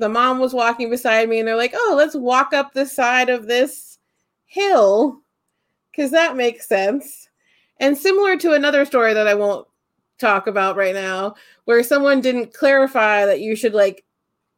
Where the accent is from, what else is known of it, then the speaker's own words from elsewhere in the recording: Holmes County, Ohio, United States; I grew up in Holmes County and like Amish stuff, but like I grew up in town